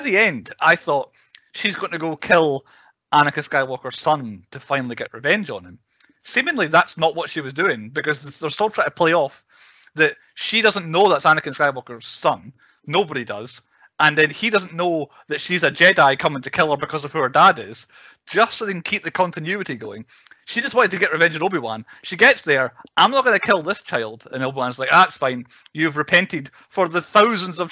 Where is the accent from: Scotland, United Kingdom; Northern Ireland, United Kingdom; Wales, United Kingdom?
Scotland, United Kingdom; We are three Scottish podcasters